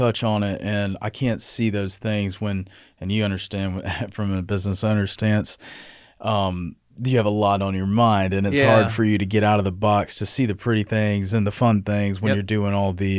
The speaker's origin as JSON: {"language": "English", "town": "Athens", "country": "United States", "said": "So I'm from Athens, right outside of Athens, actually."}